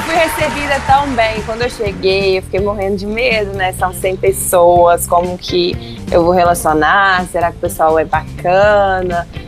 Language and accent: Portuguese; Minas Gerais, Brazil; Como mineiro